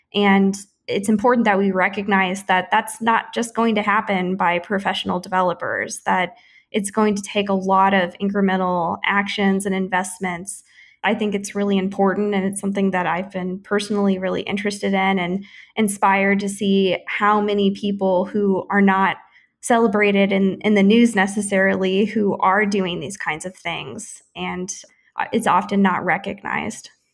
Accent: St. Louis, Missouri, United States; now in Kansas City, United States; I am a Missouri native. I grew up in the Saint Louis metro on the other side of the state

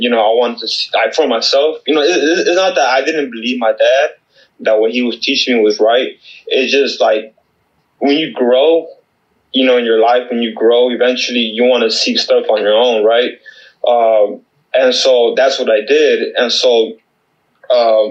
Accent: California, United States; moved away as an adult; now in Seattle, United States; I'm originally from California. Born and raised in California. I moved out here 2015

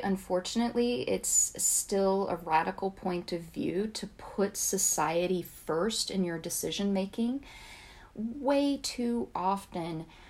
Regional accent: the South, United States; accent: Southern; taken seriously as a young woman from the South, there were very few things that I could change, but my accent was one of them. So I worked really hard to change that.

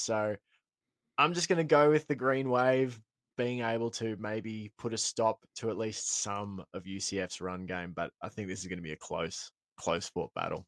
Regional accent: Australia; as an Aussie

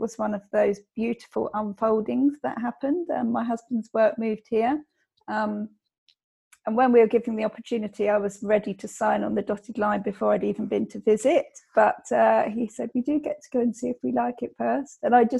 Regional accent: England, United Kingdom; being English in being, and I think, fairly small-minded because it's an island.

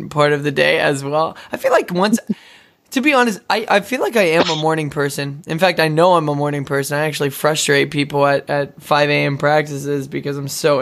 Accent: Odessa, Texas, United States; Odessa, Texas. That's my hometown

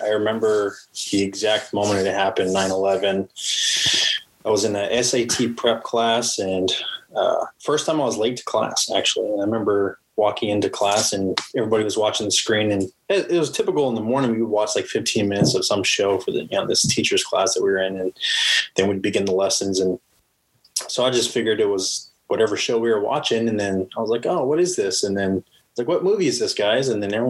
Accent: Pflugerville, Texas, United States; also born or lived in Phoenix, Arizona; with my dad at 8 years old. That's when I got to Texas. And then that, I guess you could say I pretty much grew up in Texas. Okay. And that was Pflugerville.

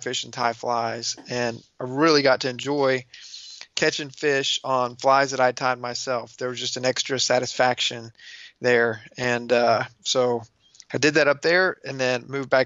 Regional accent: Houston, Texas, United States; I'm born and raised in the Houston area in Texas

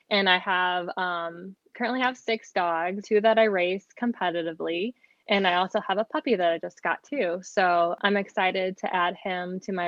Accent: St. Louis, Missouri, United States; I am from St. Louis, Missouri.

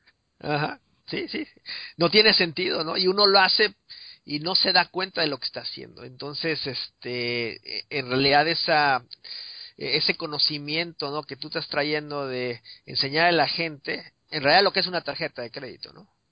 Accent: Mexico City, Mexico; yo me acuerdo creciendo en, en, México en la Ciudad de México

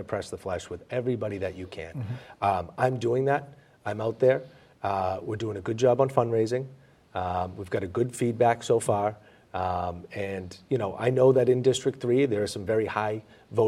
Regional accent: Boston, Massachusetts, United States; also born or lived in Dorchester; Growing up in Mission Hill, Jamaica Plain

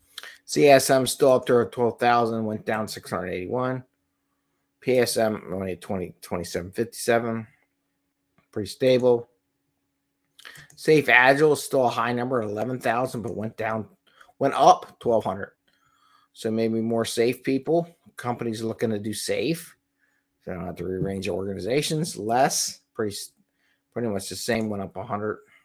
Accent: Philadelphia, Pennsylvania, United States; Philadelphia, my hometown here

